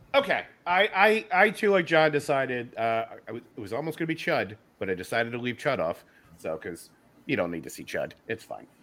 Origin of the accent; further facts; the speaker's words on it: Philadelphia, Pennsylvania, United States; I'm from Philly